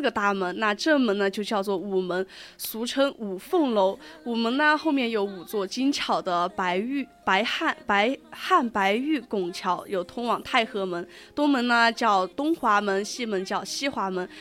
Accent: southern China, China; 像我这种雪， 雪人都没有堆过的南方人

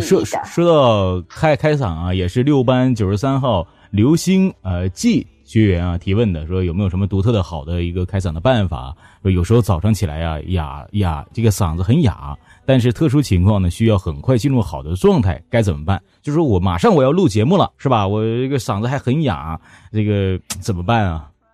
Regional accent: Northeast China, China; accent: Dongbei (Northeastern Mandarin); 你的东北话太魔性了，我就，没办法，我就已经出来了

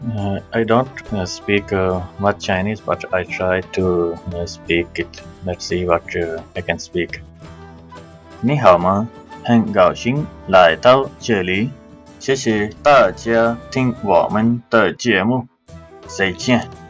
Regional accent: Gujranwala, Punjab, Pakistan; moved away as an adult; now in Shenyang, China; I come from Pakistan and uh, my hometown name is uh, Gujranwala.

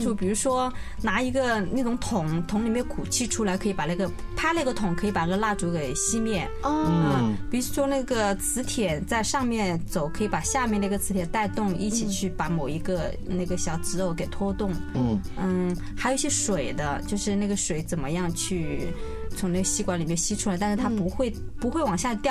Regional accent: Hunan, China; 我因为呃我是湖南人嘛

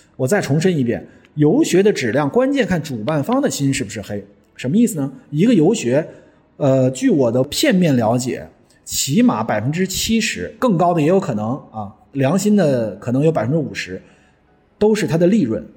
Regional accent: China; 我们中国人

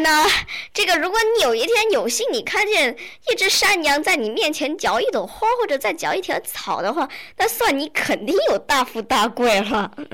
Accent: China; 我们中国人过新年呢

